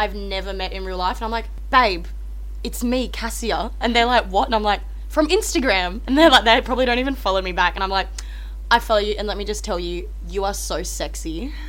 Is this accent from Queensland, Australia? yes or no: no; Darwin, Northern Territory, Australia; I was born back in Darwin. My family lived there.